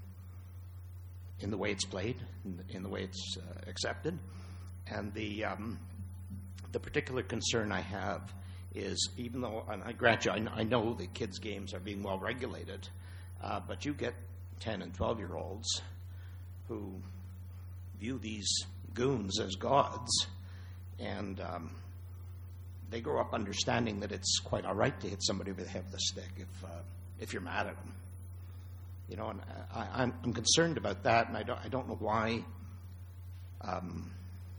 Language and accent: English; Montreal, Quebec, Canada; I grew up in Montreal